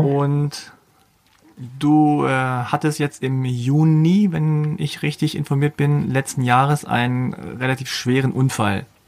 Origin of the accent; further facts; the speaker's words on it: Hanover, Lower Saxony, Germany; Ich zum Beispiel komme aus Hannover